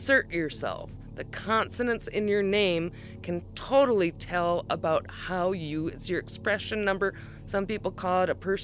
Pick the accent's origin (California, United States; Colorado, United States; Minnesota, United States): Minnesota, United States; North Woods of; I am from the North Woods of Minnesota